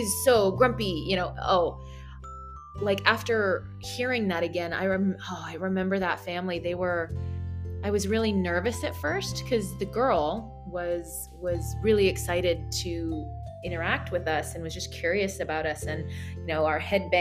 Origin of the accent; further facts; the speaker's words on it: United States; as an American